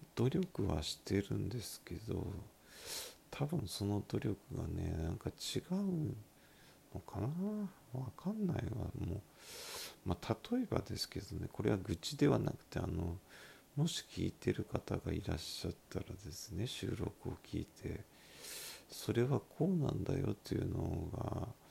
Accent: Miyazaki, Japan; accent: Miyazaki dialect; 私の拙い宮崎弁

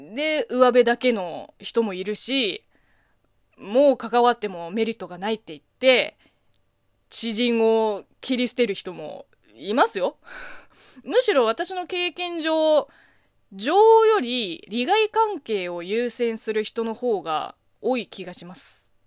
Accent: China; Japanese is a second language; moved away as an adult; 中国生まれ中 国育ちの私

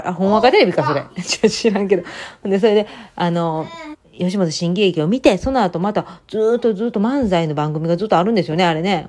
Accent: Kansai, Japan; moved away; 関西人の私は子供の時に育ってた

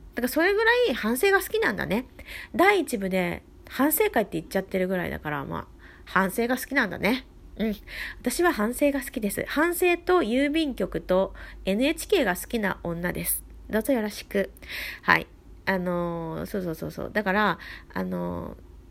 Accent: Gifu, Japan; moved away; 私の故郷、生まれふるさとですね、えー、岐阜県から

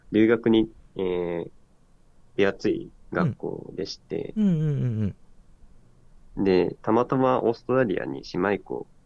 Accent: Aichi, Japan; moved away as an adult; also born or lived in Tokyo / Niigata Prefecture / Australia; now in Niigata, Japan; 地元が、えー、愛知県の人です。ずっと愛知県で育っていたんですけれども

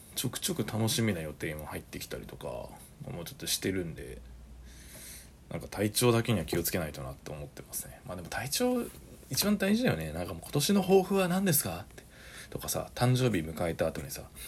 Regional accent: Saitama, Japan; also born or lived in Osaka; 僕が帰ってきたのも地元に帰ってきたのも

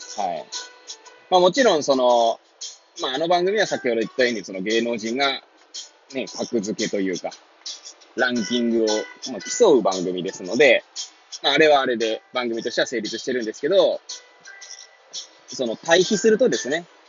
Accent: Hachioji, Tokyo, Japan; moved away as an adult; now in Kamaishi, Japan; 八王子生まれ、八王子育ち

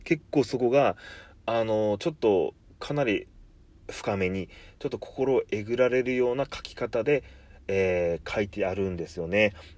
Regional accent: Kumamoto, Japan; 出身在住が熊本なんですけど

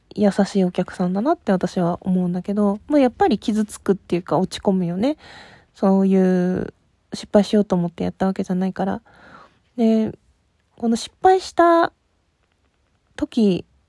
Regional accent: Hokkaido, Japan; 北海道出身

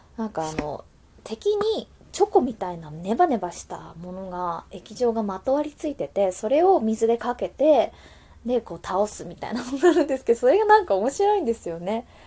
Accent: Wakayama, Japan; also born or lived in Ginza, Tokyo; now in Tokyo, Japan; 和歌山出身の私なんですがここ銀座の小料理屋で女将修行をしています

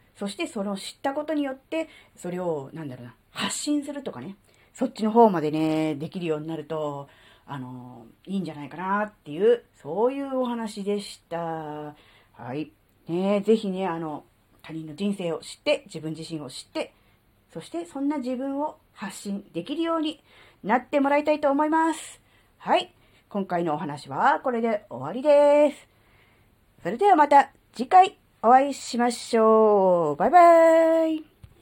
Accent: Kanto, Japan; moved away as an adult; now in Tohoku, Japan; 関東生まれ、関東育ちの関東人です

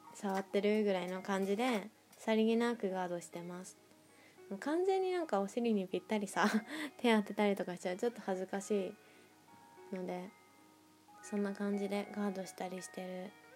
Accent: Nagoya, Aichi, Japan; moved away as an adult; now in Tokyo, Japan; 地元の名古屋にいた時

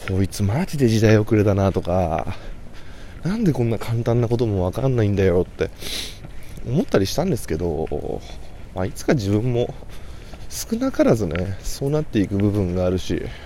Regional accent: Kanagawa, Japan; 僕は神奈川県出身

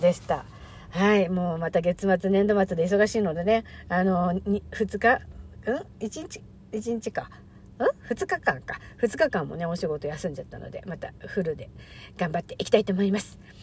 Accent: Hachioji, Tokyo, Japan; moved away; 地元の八王子に行きまして

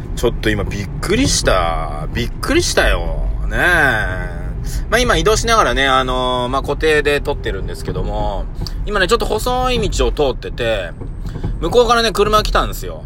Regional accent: Nagoya, Aichi, Japan; 僕も名古屋人なんでね

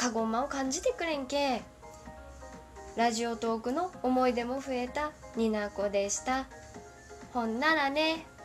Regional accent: Kyushu, Kagoshima, Japan; moved away; 私の思い出の地は出身地九州鹿児島県の鴨池垂水フェリーでございます

